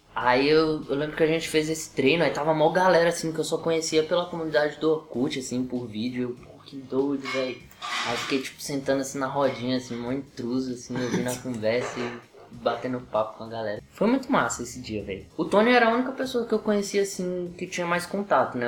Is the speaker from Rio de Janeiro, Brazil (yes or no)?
no; Riacho, Federal District, Brazil; sou do Riacho